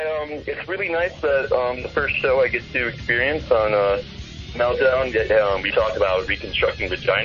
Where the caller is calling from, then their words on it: Ann Arbor, Michigan, United States; I'm calling from Ann Arbor, Michigan.